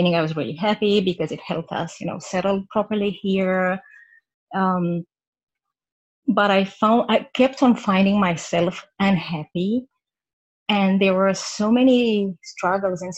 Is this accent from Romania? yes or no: yes; Romania; moved away as an adult; now in Vancouver, Canada; I live in Vancouver in Canada. I'm originally from Romania. We moved here about 2 years ago with my family.